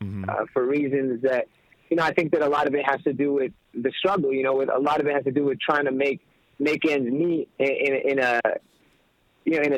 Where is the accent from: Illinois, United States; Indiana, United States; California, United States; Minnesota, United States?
California, United States; Inglewood; growing up in Englewood, you're kind of forced to grow up a little bit quicker than other places